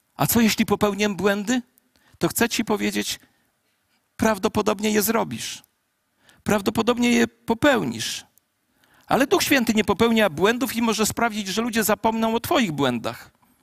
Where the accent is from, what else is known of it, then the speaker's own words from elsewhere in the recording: a home village 16 km from Ciechanów, Masovian Voivodeship, Poland; w Ciechanowie, w mieście 16 kilometrów od mojej wsi rodzinnej